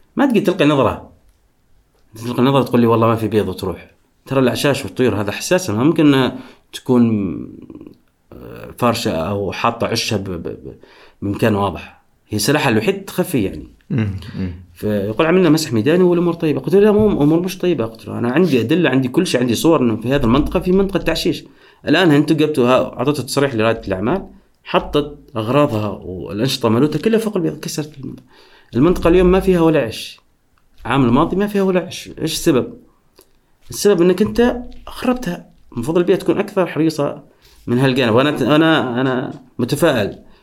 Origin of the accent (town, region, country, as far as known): Oman